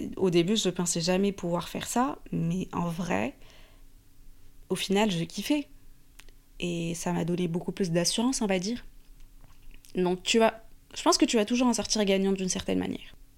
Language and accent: French; Morocco; moved away as an adult; now in Paris, France; j'ai grandi au Maroc. Donc j'ai fait la plupart de mes études au Maroc, même l'université.